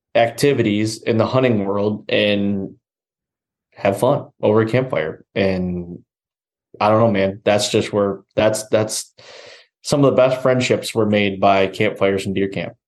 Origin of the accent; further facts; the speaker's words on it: Michigan, United States; I grew up here in Michigan